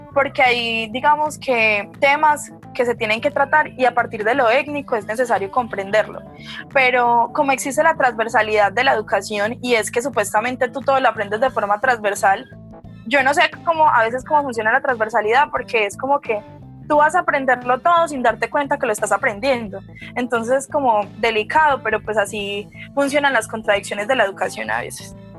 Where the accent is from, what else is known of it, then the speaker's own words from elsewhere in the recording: Pereira, Risaralda, Colombia; soy pereirana, orgullosamente pereirana